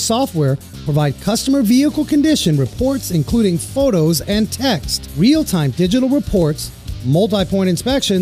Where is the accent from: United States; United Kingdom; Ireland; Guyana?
United States; New York City, New York; also born or lived in Germany; I was right across the way, the Harlem River in Washington Heights